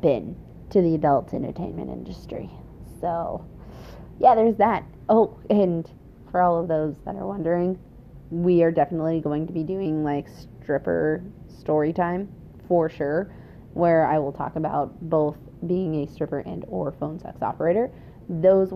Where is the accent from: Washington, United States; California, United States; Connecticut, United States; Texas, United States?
Washington, United States; also born or lived in Oregon / Wisconsin / Alberta, Canada; now in Indiana, United States; I was originally born and raised in Washington State